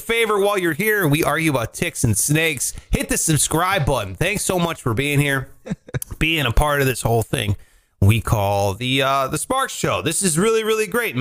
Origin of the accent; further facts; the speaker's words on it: Ohio, United States; I grew up in Ohio